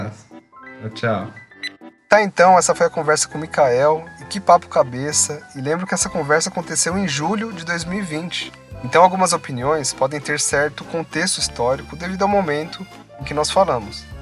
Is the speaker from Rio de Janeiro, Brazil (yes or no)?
no; São Paulo, Brazil; eu sou de São Paulo